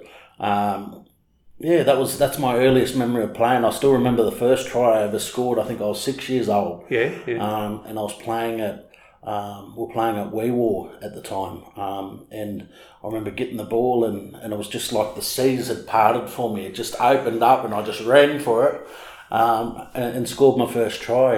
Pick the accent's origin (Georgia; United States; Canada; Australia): Australia; Walgett, New South Wales; I'm originally from Walgett, northwest New South Wales, and that's where I played my first game of footy. I was 4 years old